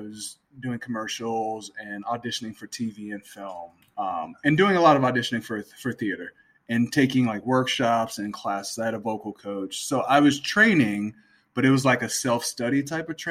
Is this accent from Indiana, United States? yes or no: yes; Gary, Indiana, United States; I grew up I'm from Northwest Indiana. I'm from Gary